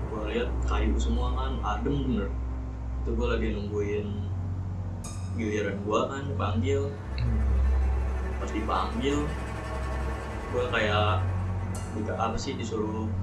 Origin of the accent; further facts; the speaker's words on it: Kebumen, Central Java, Indonesia; gue kampung gue di itu kebumen hmm. Nah, gue pagi-pagi berangkat ke Purwolinggo buat berobat di Solo